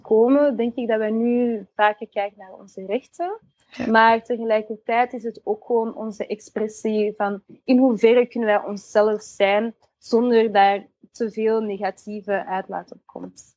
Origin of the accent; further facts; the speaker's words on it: Antwerp, Flanders, Belgium; ik van Antwerpen ben